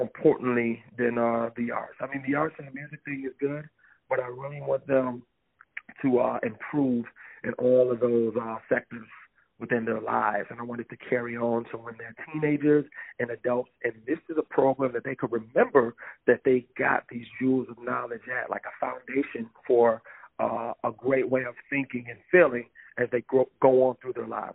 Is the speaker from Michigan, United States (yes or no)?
yes; Lansing, Michigan, United States; now in Twin Cities, United States; me being from Lansing